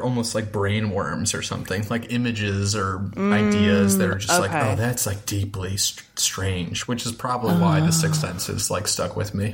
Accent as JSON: {"language": "English", "town": "Towson", "region": "Maryland", "country": "United States", "tie": "born or raised there", "also_born_or_lived": "Baltimore", "said": "I grew up in Towson. So I'm from Towson."}